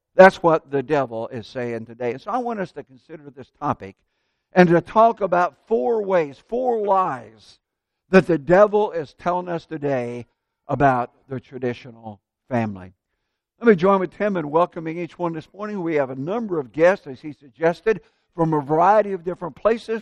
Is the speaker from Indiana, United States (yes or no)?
yes; Central Indiana, United States; moved away as an adult; now in Tampa, United States; my dad did business with other farmers and growing up in Central Indiana